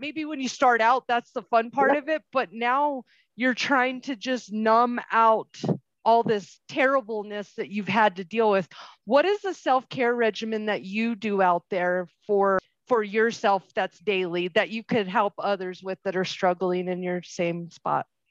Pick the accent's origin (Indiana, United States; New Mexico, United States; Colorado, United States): New Mexico, United States; Albuquerque; moved away; I'm from Albuquerque.